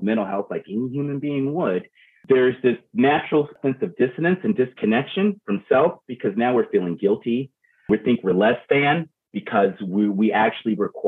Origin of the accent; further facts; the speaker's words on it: Baltimore, Maryland, United States; also born or lived in Virginia; now in Everett, United States; I'm from Maryland, I'm Baltimore, Virginia. Now I live in Everett, Washington